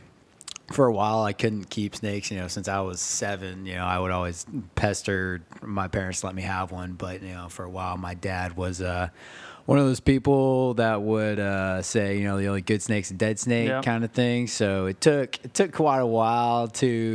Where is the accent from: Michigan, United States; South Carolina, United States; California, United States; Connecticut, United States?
South Carolina, United States; Beaufort; also born or lived in Manitowoc, Wisconsin; I was born in a little place called Manitowoc, Wisconsin. I was raised over here in Beaufort, South Carolina